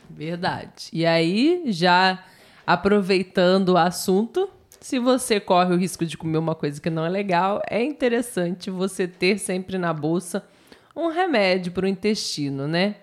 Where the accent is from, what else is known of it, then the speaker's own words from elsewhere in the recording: Brazil; also born or lived in Southeast Brazil; Nós que somos brasileiros